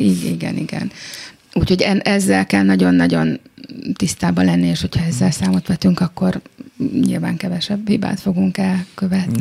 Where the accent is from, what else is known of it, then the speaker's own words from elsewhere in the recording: Budapest, Hungary; a saját szülővárosomban